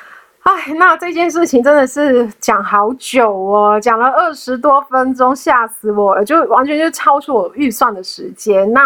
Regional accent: Hong Kong; moved away as an adult; now in Taiwan; 我是香港人又怎样？

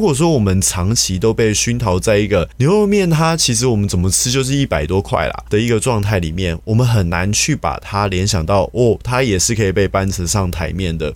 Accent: Taiwan; 我们其实台湾人

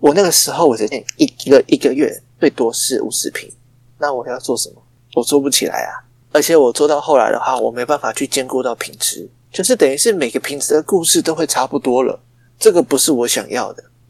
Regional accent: Taichung, Taiwan; 然后我台中人非常的厉害，

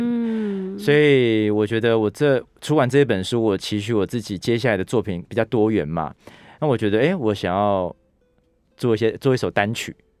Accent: Taitung, Taitung County, Taiwan; moved away as an adult; also born or lived in Taipei / United States; 因为我是台东长大的孩子嘛

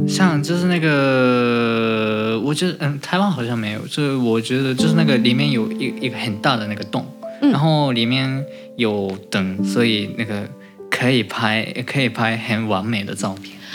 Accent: Hachiōji, Tokyo, Japan; Chinese is a second language; 我家乡的那个拉面店

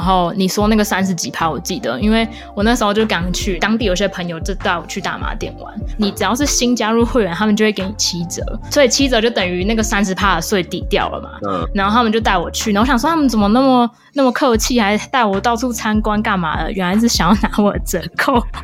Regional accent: Taiwan; moved away as an adult; now in Alberta, Canada; 我也是台湾人

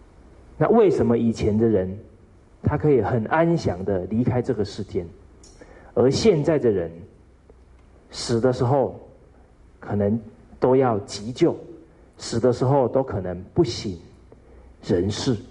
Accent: China; 所以我们中国人讲五福，啊，其中有一福叫善终

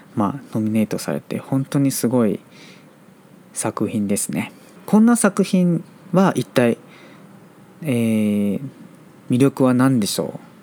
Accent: Taiwan; Japanese is a second language; 台湾人として

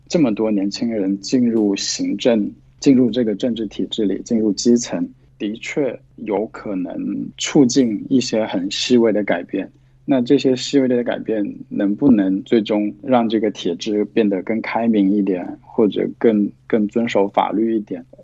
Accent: South China, China; 那可是我我是在南方的农村长大的，我们是没有，就是我的父父母不是国企工人，就是如果按照那个身份来说的话，那是农民。那我们那里是没有水龙头的。

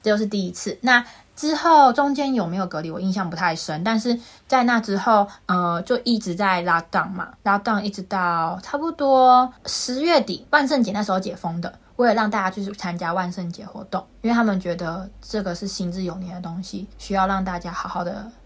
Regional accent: Taiwan; moved away as an adult; now in United Kingdom; 因为我是台湾人， 我从台湾直飞，中间没有停留

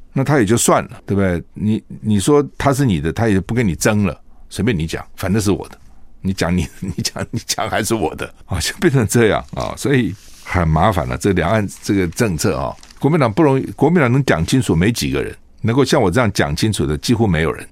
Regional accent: Taiwan; 那我不能又是中国人又是台湾人吗

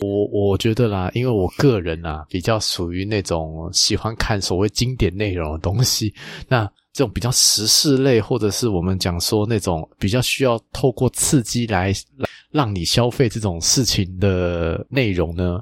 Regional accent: Taiwan; 我们台湾这边

